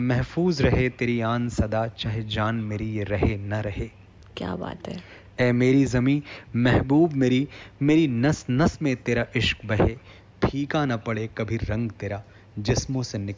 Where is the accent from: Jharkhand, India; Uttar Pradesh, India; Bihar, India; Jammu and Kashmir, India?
Uttar Pradesh, India; Gauriganj; moved away; और मुझे अपना शहर भी याद आ रहा था गौरीगंज अमेठी